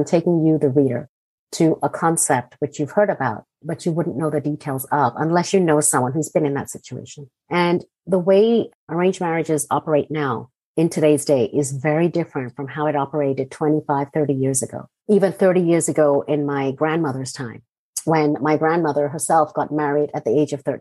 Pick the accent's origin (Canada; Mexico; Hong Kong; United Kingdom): Hong Kong; also born or lived in Jaipur, India / Singapore; now in United States; I grew up in Hong Kong